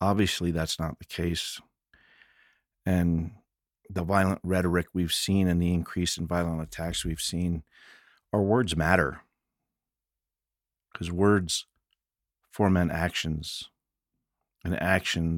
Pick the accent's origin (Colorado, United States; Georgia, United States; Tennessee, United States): Colorado, United States; Fort Collins; growing up in the same sort of scenes in Fort Collins